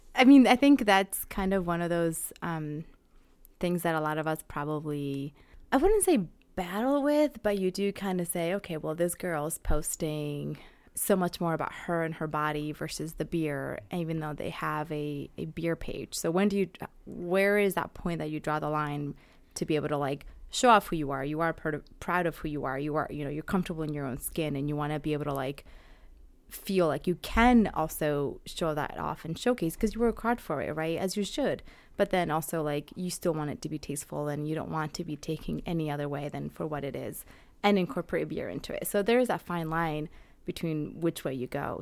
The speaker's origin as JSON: {"language": "English", "region": "Amazon region", "country": "Ecuador", "tie": "born or raised there", "moved": "yes", "lives_now": "Connecticut, United States", "said": "I grew up more on the Amazon side, so for me, it was, like, you know, hot and humid"}